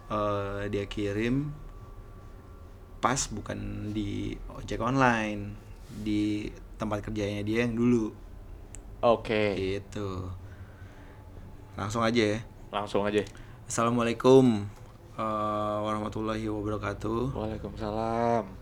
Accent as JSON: {"language": "Indonesian", "town": "Banyuwangi", "region": "East Java", "country": "Indonesia", "lives_now": "Denpasar, Indonesia", "said": "saya langsung bilang iya untuk siap dipindahkan karena uh, sangat dekat dengan tempat asal saya yaitu Banyuwangi."}